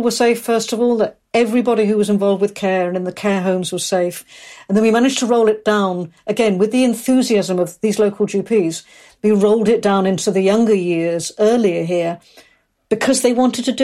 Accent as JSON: {"language": "English", "region": "London", "country": "United Kingdom", "also_born_or_lived": "Aberystwyth, Wales", "moved": "as an adult", "lives_now": "Wales", "said": "I'm from South East London originally. I went to college in Aberystwyth, and I've been backwards and forwards, but settled here"}